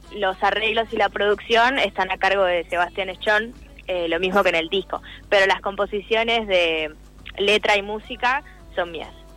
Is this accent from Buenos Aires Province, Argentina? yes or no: yes; Quilmes, Buenos Aires Province, Argentina